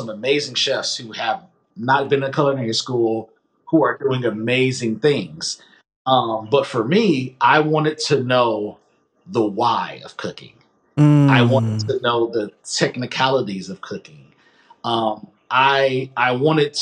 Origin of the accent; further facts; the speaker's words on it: Massillon, Ohio, United States; I'm from Massillon.